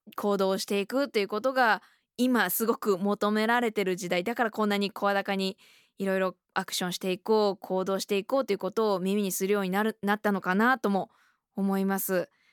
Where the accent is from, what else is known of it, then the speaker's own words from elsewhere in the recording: Okayama, Japan; あの私岡山県出身で